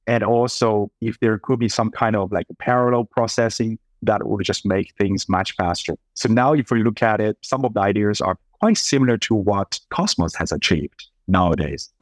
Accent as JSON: {"language": "English", "region": "Sichuan", "country": "China", "tie": "born or raised there", "also_born_or_lived": "Boston", "moved": "yes", "said": "I was born and raised up in Sichuan, which is the southern southwest part of China"}